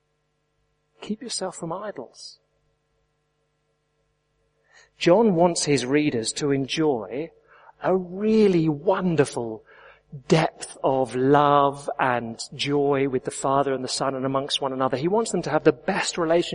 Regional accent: England, United Kingdom; I am English

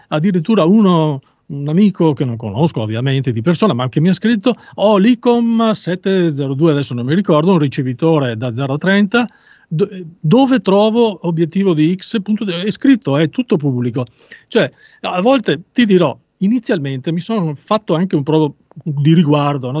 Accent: Veneto, Italy; sono veneto, venetissimo

